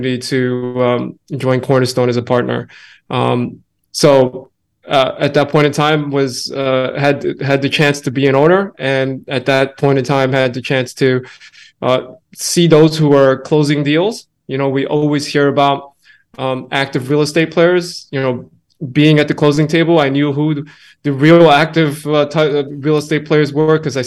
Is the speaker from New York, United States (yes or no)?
yes; New York, United States; I'm born and raised in New York. I've been here all my life